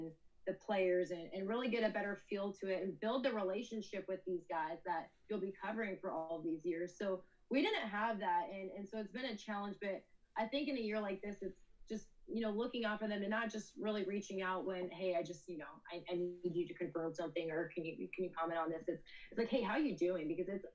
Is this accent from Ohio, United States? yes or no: yes; Columbus, Ohio, United States; also born or lived in Dallas; I grew up in Columbus, so I've been close to the program